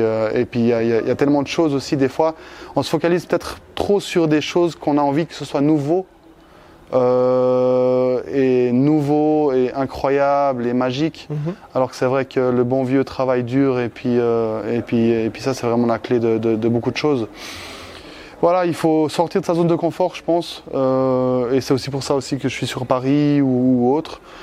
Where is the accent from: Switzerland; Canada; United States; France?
Switzerland; chez moi en Suisse